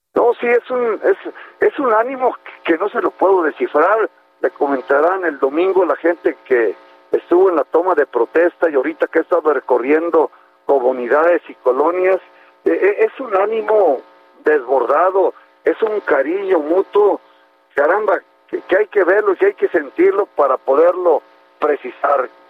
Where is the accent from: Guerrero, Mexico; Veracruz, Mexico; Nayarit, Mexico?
Nayarit, Mexico; amo enormemente a, mi tierra